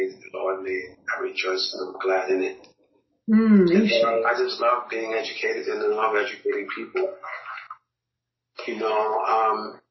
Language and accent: English; New York City, New York, United States; also born or lived in Harlem / Brooklyn; I was born in Harlem, raised in the Bronx. I've lived in Brooklyn for over 15 years. I'm a New Yorker to the umpteenth percentile.